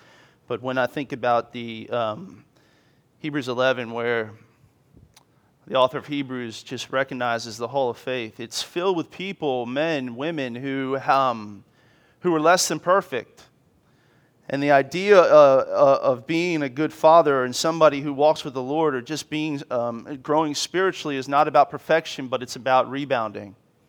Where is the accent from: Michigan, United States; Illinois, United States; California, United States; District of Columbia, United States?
District of Columbia, United States; Washington; I grew up in Washington, D.C. I'm a military brat, an Army brat.